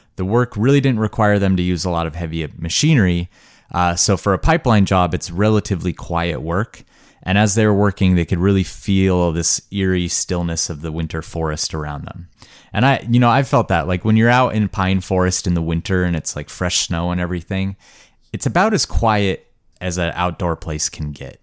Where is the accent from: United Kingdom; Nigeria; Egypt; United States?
United States; Montana; growing up in Montana, which was a really idyllic place to grow up.